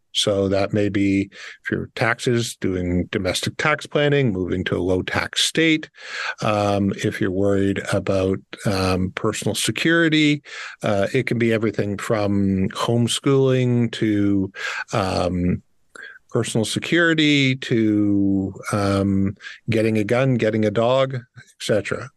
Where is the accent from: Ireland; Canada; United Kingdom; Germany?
Canada; Windsor, Ontario; I grew up in Windsor, so I'm a child of the auto industry